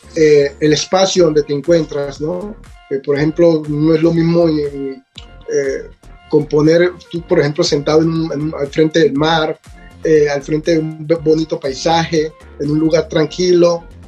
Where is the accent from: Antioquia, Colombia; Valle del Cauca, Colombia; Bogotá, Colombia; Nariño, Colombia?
Valle del Cauca, Colombia; Buenaventura; also born or lived in Italy; now in Vancouver, Canada; yo soy de Buenaventura